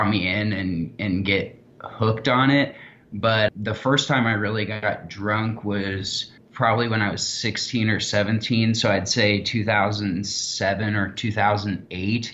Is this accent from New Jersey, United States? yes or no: no; Kansas City, Missouri, United States; I'm from Kansas City, Missouri